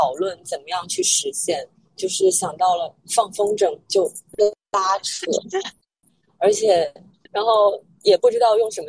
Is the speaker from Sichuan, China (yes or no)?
no; Guangzhou, Guangdong, China; also born or lived in Hunan (ancestral home); 我在广州出生长大，但我老家是湖南的。